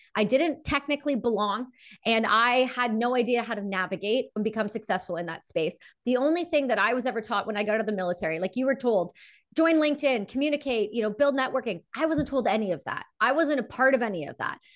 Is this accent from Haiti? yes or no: no; Canada; I'm a Canadian veteran